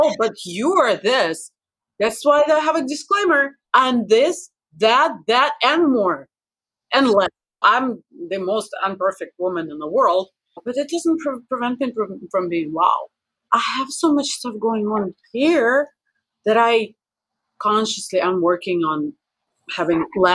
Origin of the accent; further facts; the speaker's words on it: Russia; I'm too Russian